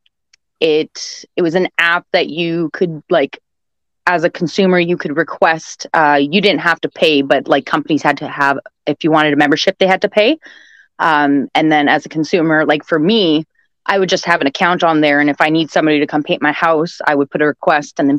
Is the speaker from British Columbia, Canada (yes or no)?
no; Winnipeg, Manitoba, Canada; I'm from Winnipeg, Manitoba, and that's located in Canada